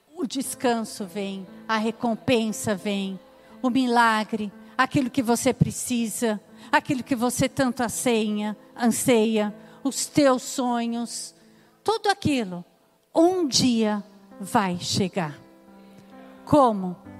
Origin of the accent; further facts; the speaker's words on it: São Paulo, Brazil; Quando eu era pequena, eu morava em São Paulo